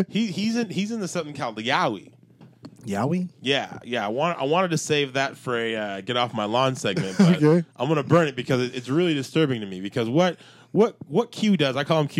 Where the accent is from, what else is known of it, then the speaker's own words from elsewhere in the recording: New York, United States; I'm from New York over here.